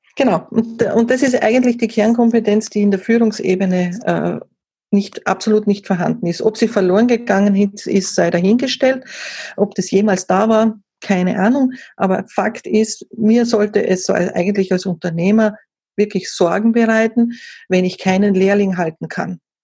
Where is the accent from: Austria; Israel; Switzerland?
Austria; Vielleicht noch zum Dialekt ein bisschen, das werden wahrscheinlich die Hörer dann äh, schon wissen, oh, die muss aus Österreich kommen. Ja, ich komme aus Österreich